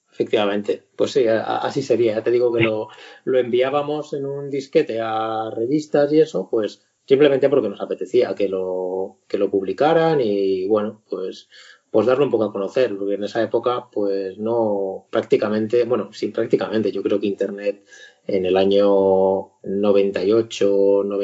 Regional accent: Zaragoza, Aragon, Spain; now in Madrid, Spain; cuando yo, me fui de Zaragoza y me vine aquí a Madrid

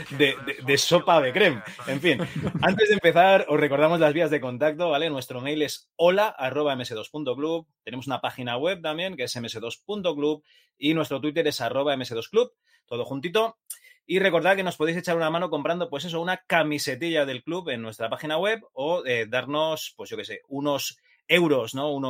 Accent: Catalonia, Spain; Yo también soy catalán

